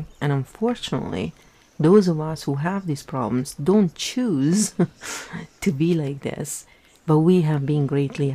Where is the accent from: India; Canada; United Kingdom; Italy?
Italy; English is a second language; moved away as an adult; I was raised in Italy until I was 24, you know, and Italian and English are very different in terms of grammar and everything, so I had to relearn everything